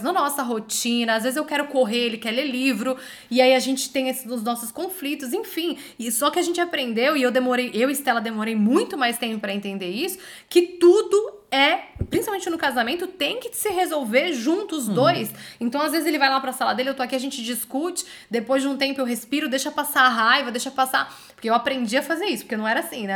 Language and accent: Portuguese; Brazil; moved away as an adult; Eu e você, depois que a gente saiu do Brasil